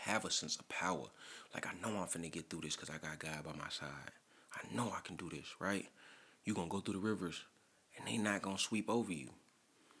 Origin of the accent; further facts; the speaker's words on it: St. Louis, Missouri, United States; I'm from St. Louis